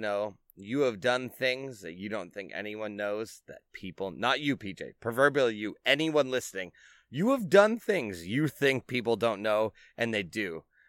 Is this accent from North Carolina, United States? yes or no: yes; North Carolina, United States; You know what was an old school rhyme I had that I grew up in North Carolina.